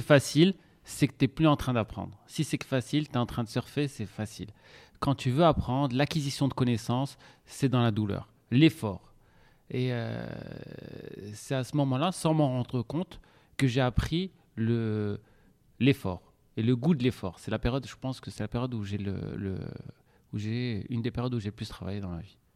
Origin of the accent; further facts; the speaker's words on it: Casablanca, Casablanca-Settat, Morocco; moved away as an adult; also born or lived in Montpellier; j'ai grandi à Casablanca